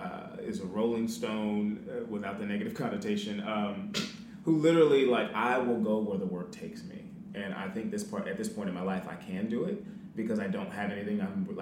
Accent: about an hour outside of LA, California, United States; moved away as an adult; also born or lived in Atlanta, Georgia; now in Birmingham, United States; Born and raised in California, about an hour outside of LA. So I'm used to sunny palm trees, freeways, traffic, Los Angeles, that kind of thing.

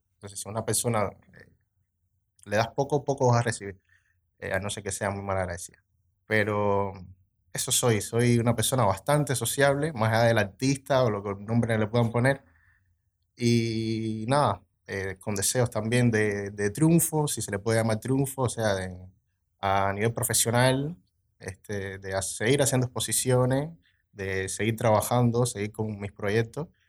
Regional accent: Cuba; moved away as an adult; now in Montevideo, Uruguay; vengo de Cuba. hace tres años que vivo aquí en Uruguay

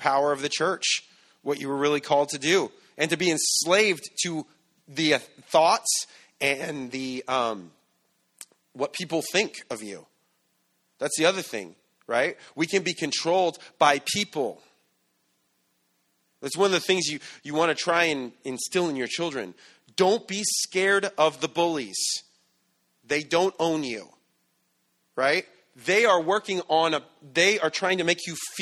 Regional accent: San Bernardino, California, United States; I'm from San Bernardino

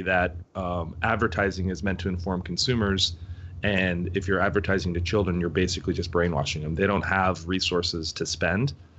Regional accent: United States; our generation growing up in the United States

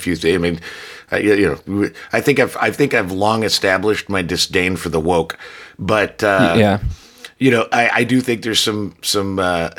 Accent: Chicago, Illinois, United States; I'm from Chicago

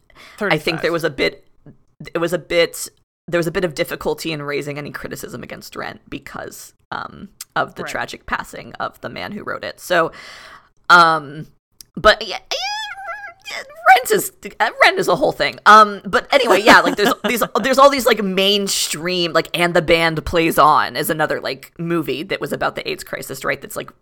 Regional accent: Florida, United States; born there; I was born in 93, so pre the advent of AZT, but I was born in Florida.

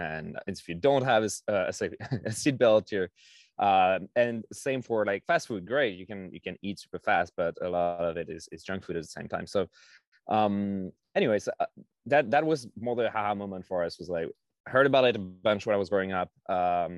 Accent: France; now in United States; I grew up in France

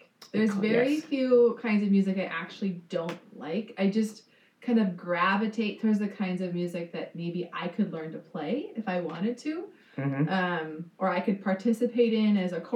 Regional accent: southern Minnesota, United States; moved away as an adult; also born or lived in New England; I grew up in southern Minnesota.

